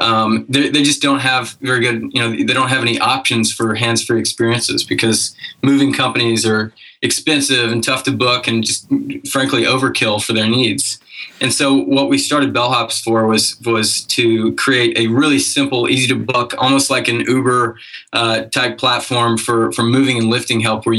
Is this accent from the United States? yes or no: yes; Knoxville, Tennessee, United States; also born or lived in Auburn, Alabama; now in Chattanooga, United States; I grew up in Knoxville